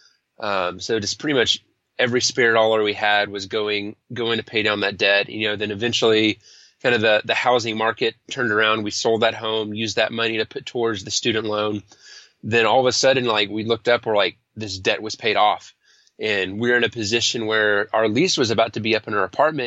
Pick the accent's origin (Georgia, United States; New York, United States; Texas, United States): Texas, United States; Denton; also born or lived in Austin, Texas; We're in Denton, Texas, to be exact. And so that's just north of Dallas. It's a cool little college town. It's actually where I grew up and went to college